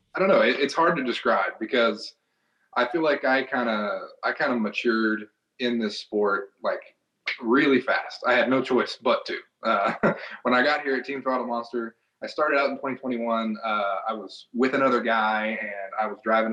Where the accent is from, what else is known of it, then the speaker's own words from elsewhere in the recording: Knoxville, Tennessee, United States; I'm from Knoxville, Tennessee, so used to do an event in the uh, Thompson Bowling Arena in Knoxville, Tennessee